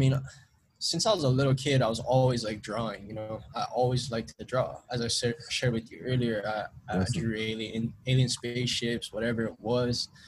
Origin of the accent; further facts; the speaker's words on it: Honolulu, Hawaii, United States; I grew up in Palolo Valley, so that's like the hood right there